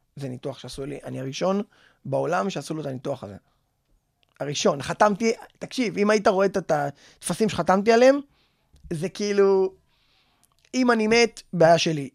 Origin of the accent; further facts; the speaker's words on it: Bat Yam, Tel Aviv District, Israel; אני בת ימי מאז שאני זרע